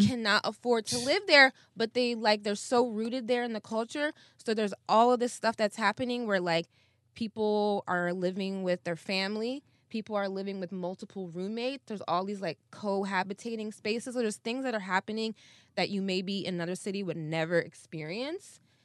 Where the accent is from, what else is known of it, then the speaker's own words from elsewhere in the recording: Ann Arbor, Michigan, United States; moved away as an adult; also born or lived in North Africa / Philadelphia; now in California, United States; I grew up in Michigan